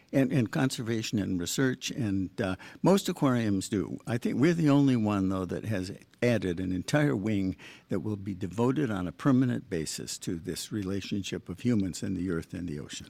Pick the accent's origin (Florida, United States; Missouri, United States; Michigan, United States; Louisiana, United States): Michigan, United States; also born or lived in Long Island / Boston; now in Long Beach, United States; I grew up in Michigan.